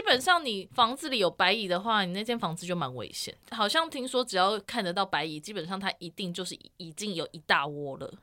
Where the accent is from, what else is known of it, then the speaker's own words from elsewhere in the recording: Tainan, Taiwan; moved away; also born or lived in Yilan; 小时候在台南